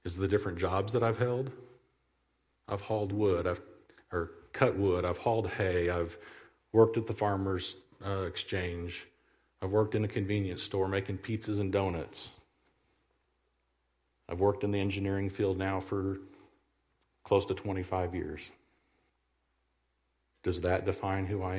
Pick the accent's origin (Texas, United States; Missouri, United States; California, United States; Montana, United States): Missouri, United States; Southwest; also born or lived in Iowa / Stockton, Missouri / Jericho Springs, Missouri / Lamar, Missouri; I was born in Iowa, raised in Southwest Missouri